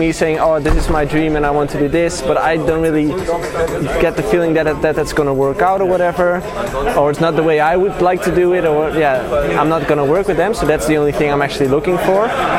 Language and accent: English; Tilburg, North Brabant, Netherlands; I'm from the south of, do you know, Tilburg?